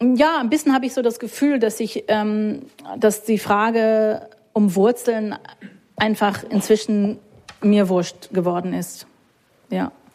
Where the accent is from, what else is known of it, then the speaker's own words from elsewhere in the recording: United States; German is a second language; moved away as an adult; also born or lived in Munich (family origin); now in Berlin, Germany; Ich bin Amerikanerin